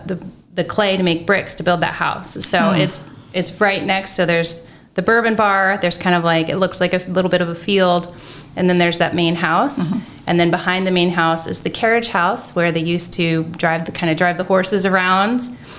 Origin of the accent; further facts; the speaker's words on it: Florida, United States; now in Marion, United States; Growing up in Florida